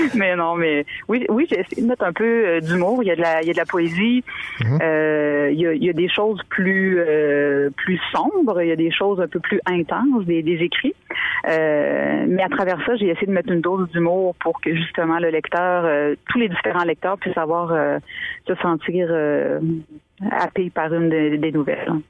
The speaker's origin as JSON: {"language": "French", "town": "Montmagny", "region": "Quebec", "country": "Canada", "tie": "born or raised there", "also_born_or_lived": "Île aux Grues, Quebec", "said": "je suis née à l'île aux Grues, j'ai grandi quelques années, ensuite on a déménagé à Montmagny"}